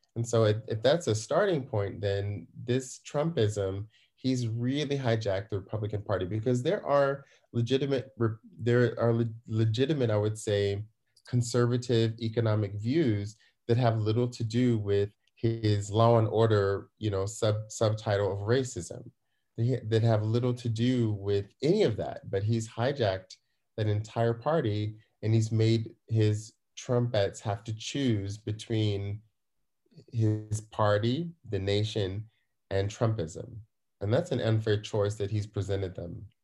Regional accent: United States; now in Germany; I'm an American here in, uh, here abroad

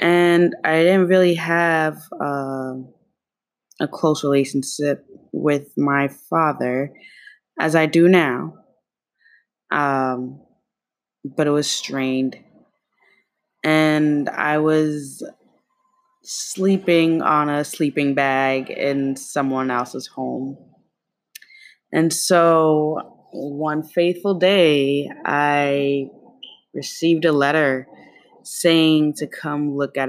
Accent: New York City, New York, United States; also born or lived in East Harlem, New York City; I'm from Kew Garden, Queens, and Harlem, East Harlem, where I now live, is very different from Kew Garden, Queens

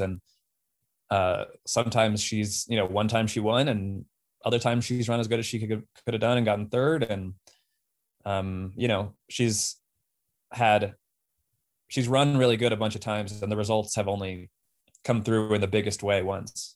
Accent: Golden, Colorado, United States; moved away; also born or lived in Boston; I grew up in Golden, Colorado

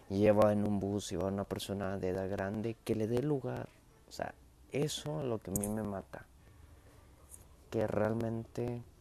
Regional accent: Monterrey, Nuevo León, Mexico; Y sí, sí, soy de México, soy regiomontano, soy mexicano.

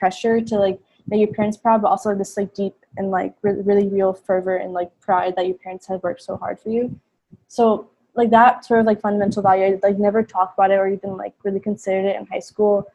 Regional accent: Miami, Florida, United States; moved away as an adult; I was born and raised in Miami, but my parents are from Pakistan

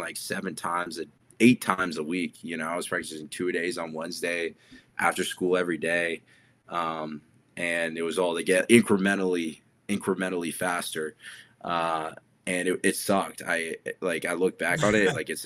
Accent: New Jersey, United States; I grew up in New Jersey

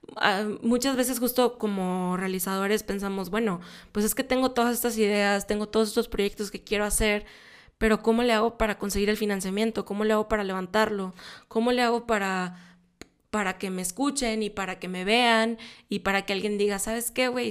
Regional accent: Monterrey, Nuevo León, Mexico; soy de Monterrey

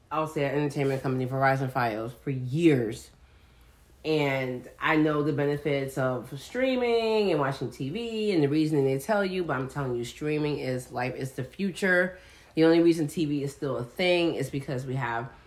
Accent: New York, United States; I'm from New York

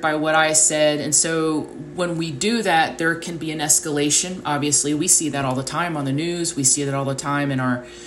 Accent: United States; the way I was raised in the United States at a certain time in history

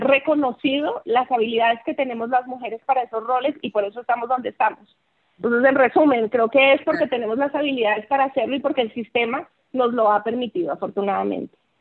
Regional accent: Colombia; moved away as an adult; now in Mexico; soy colombiana, aunque ya llevo 20 años viviendo en México

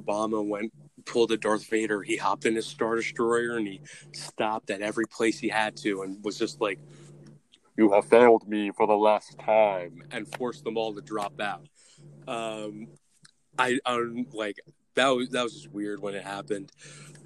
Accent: New Jersey, United States; I'm from New Jersey.

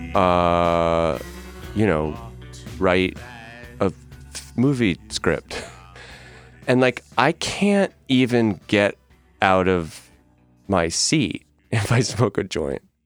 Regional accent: Northeast, United States; moved away; also born or lived in New York; I'm from the Northeast

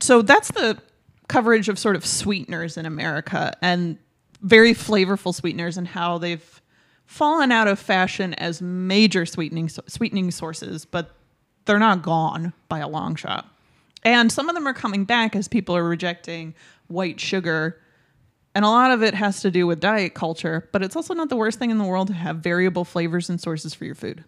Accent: Michigan, United States; first language English; because I grew up in Tim Hortons country. Michigan has, like, hundreds of Tim Hortons.

